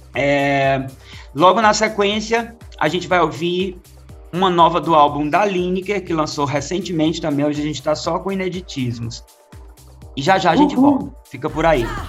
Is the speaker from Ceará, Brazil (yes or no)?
yes; Crato, Ceará, Brazil; moved away; a Prefeitura do Crato, que é a cidade onde cresci